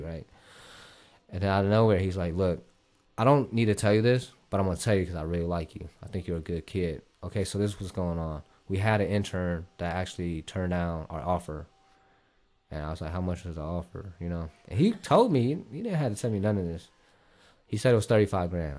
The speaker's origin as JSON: {"language": "English", "town": "Columbus", "region": "Ohio", "country": "United States", "also_born_or_lived": "Vietnam", "said": "I'm actually from Ohio, like, Columbus, Ohio."}